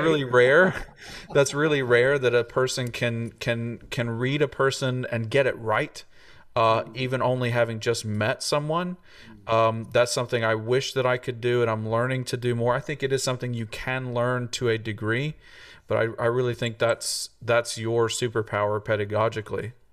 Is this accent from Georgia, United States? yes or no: no; Tennessee, United States; moved away as an adult; came to come back to my home state and plug into this wonderful university